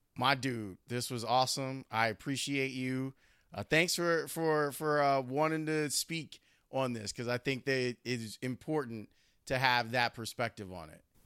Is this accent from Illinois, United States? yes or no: yes; Chicago, Illinois, United States; I'm a kid from Chicago. I grew up loving DePaul